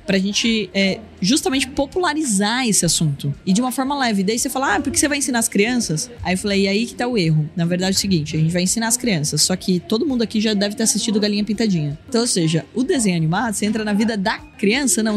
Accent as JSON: {"language": "Portuguese", "town": "Porto Feliz", "region": "São Paulo", "country": "Brazil", "said": "Sou de Porto Feliz"}